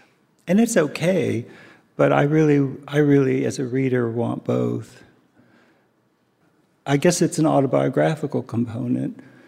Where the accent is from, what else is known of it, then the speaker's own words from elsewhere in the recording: Japan; born there; I was born in Japan, and this was the first time back.